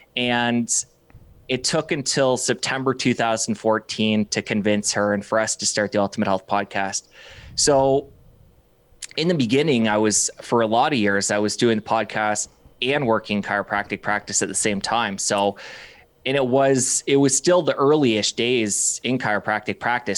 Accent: Windsor, Ontario, Canada; also born or lived in Toronto; I came back to my hometown, Windsor, Ontario

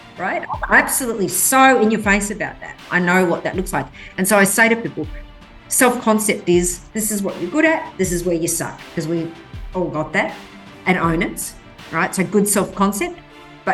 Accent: Western Australia, Australia; English is a second language; Grew up in Western Australia

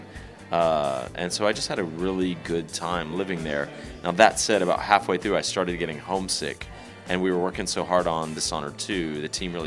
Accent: Texas Gulf Coast, United States; moved away as an adult; also born or lived in Germany / France; now in Austin, United States; As a poor blue-collar kid growing up on the Texas Gulf Coast, my dad worked in chemical plants

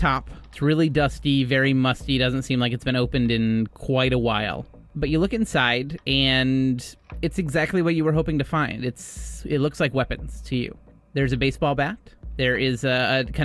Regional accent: Midwest, United States; As a Midwesterner

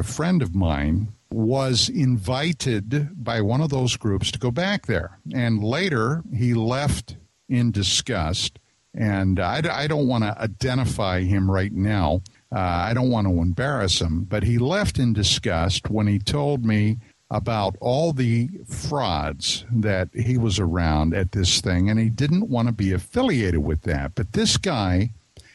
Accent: East Coast, United States; I'm from the East Coast, so I mean, you know, when I say December, we're talking about 6 inches of snow

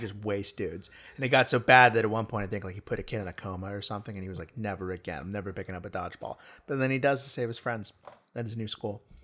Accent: the South, United States; moved away; back home in, in the South

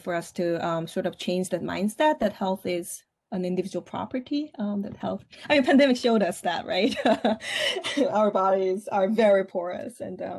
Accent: South Korea; English is a second language; moved away as an adult; also born or lived in Seoul; now in United States; I grew up in Korea

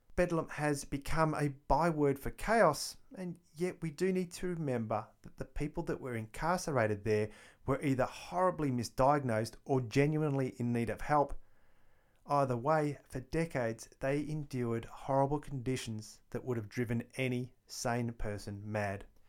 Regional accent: Melbourne, Victoria, Australia; It's actually my hometown

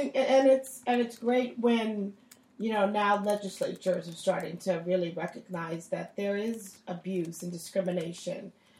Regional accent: San Francisco, California, United States

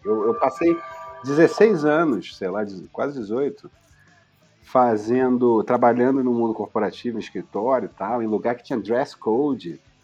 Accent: Rio de Janeiro, Brazil; muito carioca, de uma família de Madureira, mas eu nasci na maternidade Carmela Dutra, no Meier, que vem a ser a capital do subúrbio

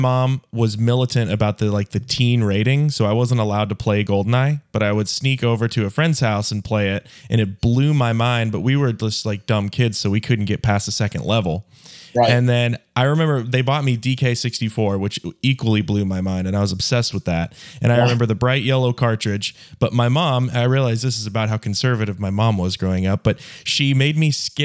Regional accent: the South, United States; I was raised in the South, of America

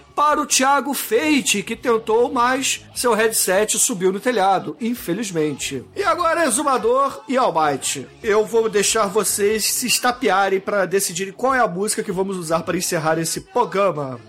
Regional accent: Rio de Janeiro, Brazil; eu sou carioca e não falo assim assim

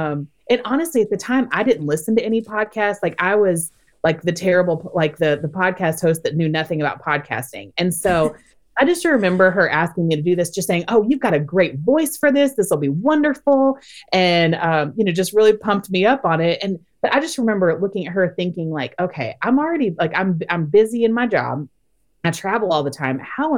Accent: Orlando, Florida, United States; moved away as an adult; my husband and I moved to the Orlando, Florida area about a year and a half ago. And it's actually my hometown.

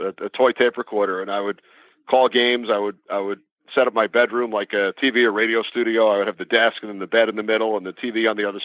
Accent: Long Island, New York, United States; also born or lived in Washington, D.C.; growing up on Long Island

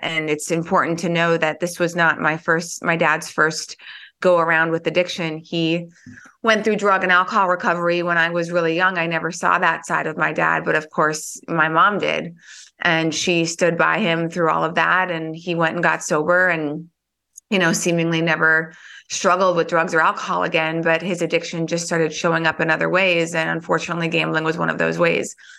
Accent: North Dakota, United States; moved away as an adult; also born or lived in Philadelphia; I grew up in North Dakota

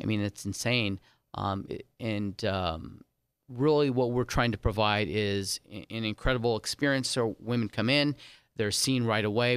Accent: San Diego, California, United States; also born or lived in Saint Martin; now in Las Vegas, United States; I was, um, raised in San Diego, California

